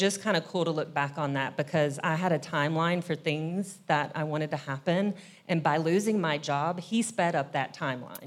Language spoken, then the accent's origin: English; Kentucky, United States; now in Nashville, United States; I'm originally from Kentucky. I've lived in Nashville now for about twenty years